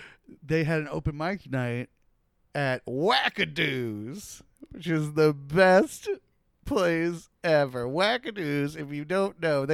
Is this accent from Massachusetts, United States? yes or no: no; Gulf Breeze, Florida, United States; born or raised there; also born or lived in Brooklyn, New York